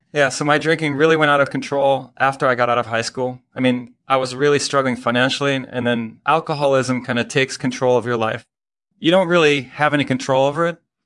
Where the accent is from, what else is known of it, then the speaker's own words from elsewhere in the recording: Belgium; I grew up in Belgium